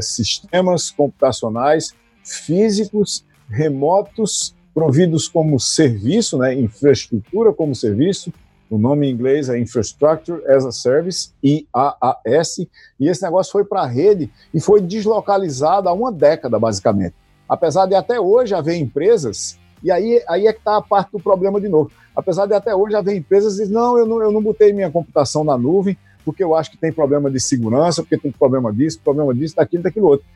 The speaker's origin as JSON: {"language": "Portuguese", "town": "Taperoá", "region": "Paraíba", "country": "Brazil", "said": "você e eu somos paraibanos, né? E em particular, eu sou de Itaperuá"}